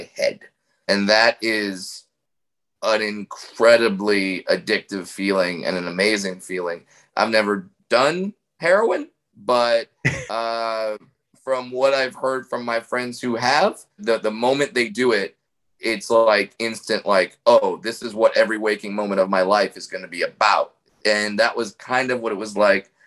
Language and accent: English; Orange County, California, United States; I grew up in Orange County